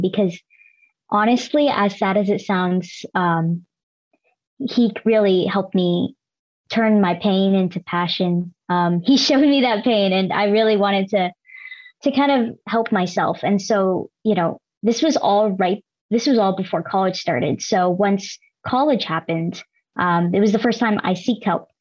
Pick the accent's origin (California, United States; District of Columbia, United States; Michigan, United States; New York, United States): California, United States; Los Angeles; also born or lived in Davis, California; I am Filipino American first gen and born and raised in LA with an immigrant family